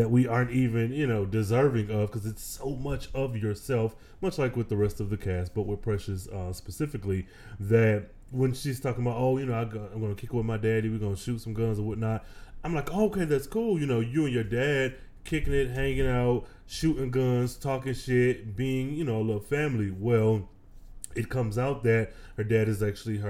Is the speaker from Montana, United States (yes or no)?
no; Michigan, United States; now in Texas, United States; I am originally from the Midwest, though I do reside in the dirty in Texas. I hail from the Midwest, Michigan specifically